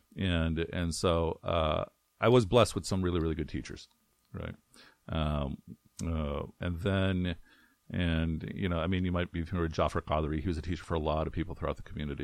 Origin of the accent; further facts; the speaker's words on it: Chicago, Illinois, United States; also born or lived in Karachi, Pakistan / Frankfort, Illinois; I grew up in, in the Chicagoland, uh, community.